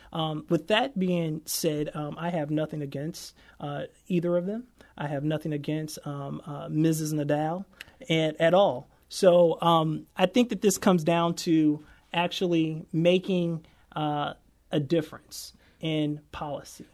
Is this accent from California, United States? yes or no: no; St. Louis, Missouri, United States; also born or lived in Washington, D.C.; I am a son of Saint Louis. I grew up in North Saint Louis City